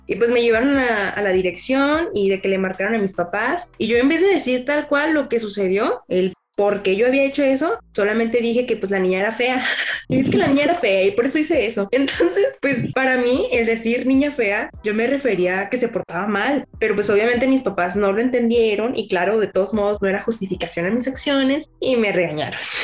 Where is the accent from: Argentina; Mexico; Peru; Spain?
Mexico; Sonora; now in Guadalajara, Mexico; yo crecí en Sonora